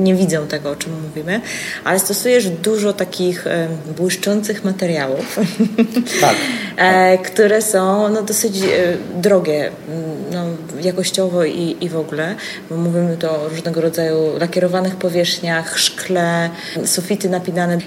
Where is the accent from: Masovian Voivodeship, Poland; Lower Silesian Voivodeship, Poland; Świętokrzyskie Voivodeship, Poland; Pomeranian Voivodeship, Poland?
Pomeranian Voivodeship, Poland; Gdańsk; ja jestem z Gdańska